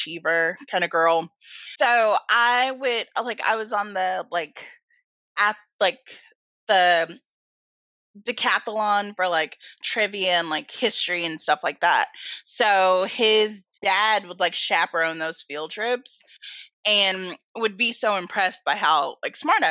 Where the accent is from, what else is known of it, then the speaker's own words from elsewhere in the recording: Atlanta, Georgia, United States; also born or lived in Stone Mountain, Georgia; So I'm an Atlanta native. I was born and raised in Atlanta.